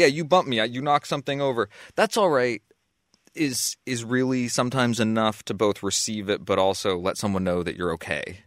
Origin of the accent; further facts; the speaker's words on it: Waterbury, Vermont, United States; my hometown, to my stomping grounds